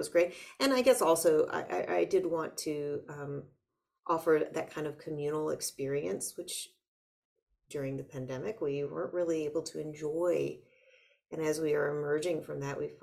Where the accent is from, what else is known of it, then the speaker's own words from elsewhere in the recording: United States; I'm an American too